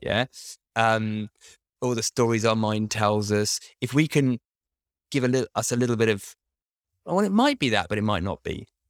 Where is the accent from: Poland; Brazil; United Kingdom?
United Kingdom; I'm British